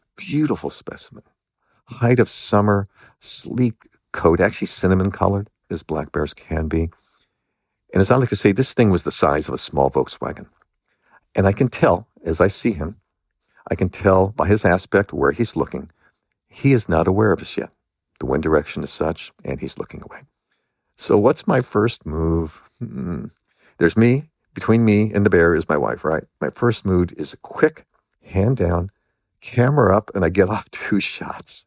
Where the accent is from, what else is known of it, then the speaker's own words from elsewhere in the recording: Los Angeles, California, United States; I grew up in Los Angeles